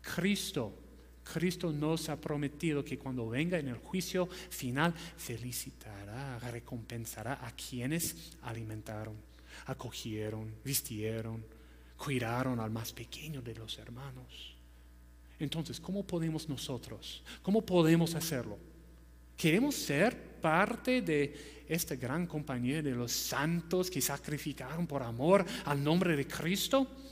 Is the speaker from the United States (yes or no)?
yes; United States; Spanish is a second language; moved away as an adult; now in Peru; no soy peruano, soy ah, de los Estados Unidos